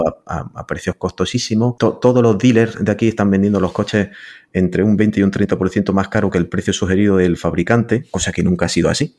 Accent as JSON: {"language": "Spanish", "town": "Granada", "region": "Andalusia", "country": "Spain", "moved": "yes", "lives_now": "Florida, United States", "said": "Yo soy de Granada"}